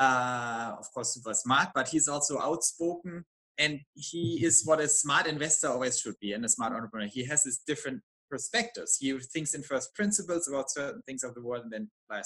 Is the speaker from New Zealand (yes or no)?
no; Germany; I'm from Germany